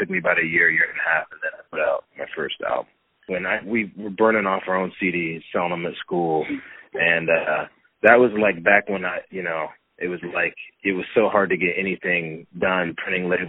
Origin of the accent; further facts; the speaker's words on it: Port Angeles, Washington, United States; my hometown of Port Angeles